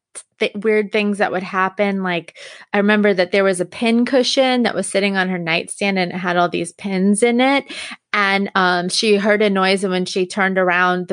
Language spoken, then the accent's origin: English; Long Island, New York, United States; I grew up on Long Island